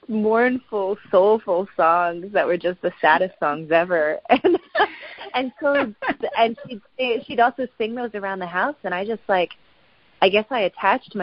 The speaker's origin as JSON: {"language": "English", "region": "West Virginia", "country": "United States", "tie": "born or raised there", "also_born_or_lived": "Los Angeles, California", "moved": "yes", "lives_now": "Nashville, United States", "said": "I was born in West Virginia"}